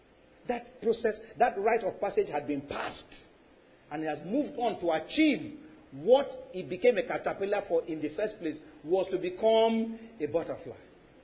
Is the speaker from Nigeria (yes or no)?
yes; Lagos, Nigeria; When I was growing up in Lagos, we lived in a compound where there were so many, these caterpillars had thorns.